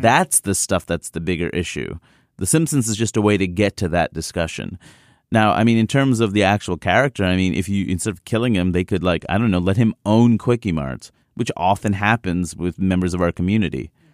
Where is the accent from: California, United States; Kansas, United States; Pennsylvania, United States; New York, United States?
New York, United States; New York City; I grew up in Queens, New York, where everyone was present.